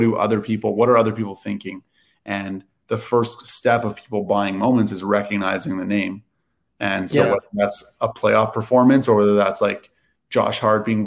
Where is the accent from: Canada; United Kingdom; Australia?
Canada; now in Los Angeles, United States; I'm Canadian, but I live